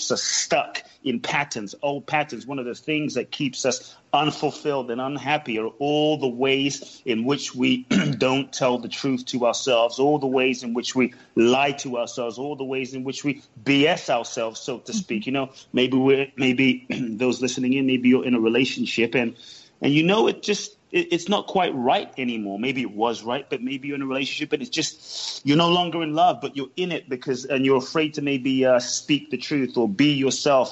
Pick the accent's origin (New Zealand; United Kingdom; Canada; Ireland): United Kingdom; London; born or raised there; also born or lived in Ghana